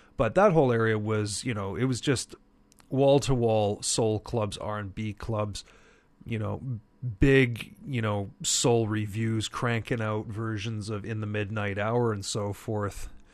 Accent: Montreal, Quebec, Canada; now in Vancouver, Canada; when I was growing up in Montreal

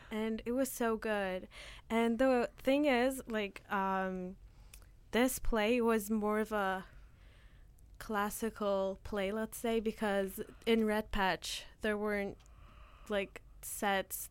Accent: Turkey; now in Canada; every winter when I go back to Turkey

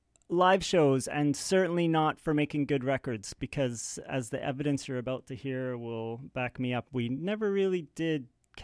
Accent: Edinburgh, Scotland, United Kingdom; born there; I was born in Edinburgh, Scotland, so it was very easy.

